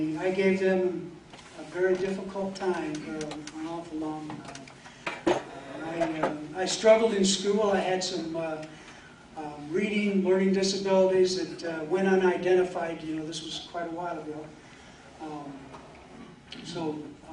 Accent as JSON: {"language": "English", "town": "Marion", "country": "United States", "tie": "born or raised there", "said": "I've lived in Marion all my life"}